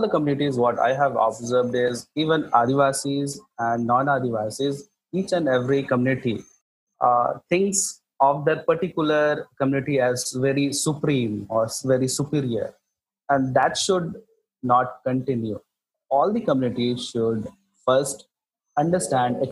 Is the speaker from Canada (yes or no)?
no; site of India's first uranium mining, Jharkhand, India; My hometown is the home to India's first uranium mining